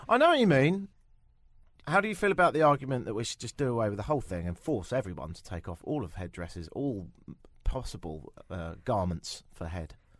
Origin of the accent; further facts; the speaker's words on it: England, United Kingdom; moved away as an adult; now in Toronto, Canada; me go back to England